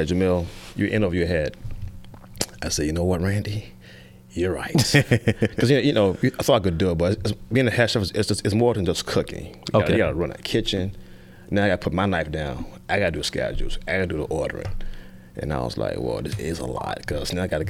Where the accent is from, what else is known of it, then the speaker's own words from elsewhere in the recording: Richmond, Virginia, United States; moved away as an adult; also born or lived in Georgia; I was born in Richmond, Virginia, in the county